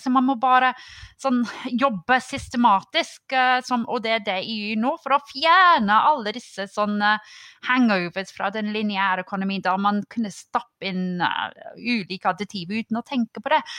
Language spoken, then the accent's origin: Norwegian; United Kingdom; Norwegian is a second language; now in Norway; Som en brite